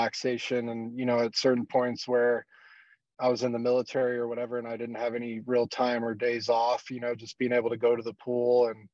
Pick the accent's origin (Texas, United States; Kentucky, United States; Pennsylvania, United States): Texas, United States; South Padre Island; also born or lived in Corpus Christi, Texas; I grew up in South Texas, in a place called South Padre Island, and then also spent some time in Corpus Christi, North Padre Island, throughout my early years.